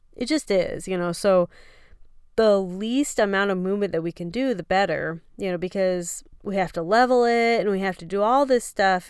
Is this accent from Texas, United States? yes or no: yes; Texas, United States; moved away; we are from Texas